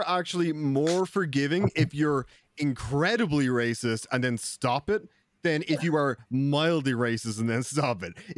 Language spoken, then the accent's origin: English; Ireland; I'm Irish